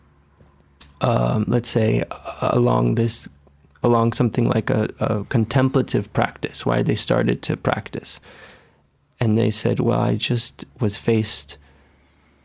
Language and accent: English; Caracas, Capital District, Venezuela; also born or lived in East Los Angeles; now in Los Angeles, United States; I grew up in Venezuela, in Caracas, Venezuela